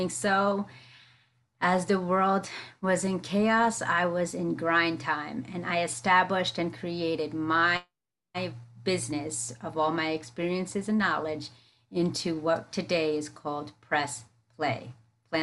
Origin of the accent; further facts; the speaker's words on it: United States; first language English; I grew up in the metropolitan area, tri-state area